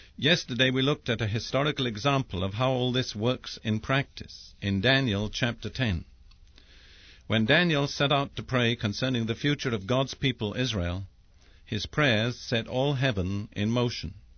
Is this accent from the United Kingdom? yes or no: yes; England, United Kingdom; I'm English by background